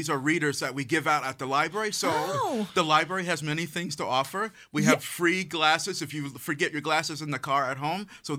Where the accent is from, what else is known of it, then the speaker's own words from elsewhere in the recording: Boston, Massachusetts, United States; I grew up in Mattapan.